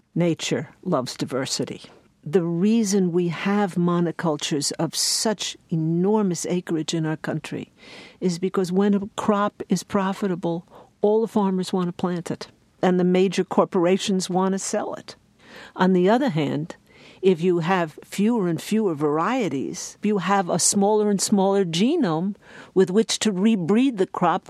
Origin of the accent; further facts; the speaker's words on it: New York, United States; The takeaway lesson for me, and I am an urban woman, I am a New Yorker, was that we can no longer allow agricultural policy to be made essentially in secret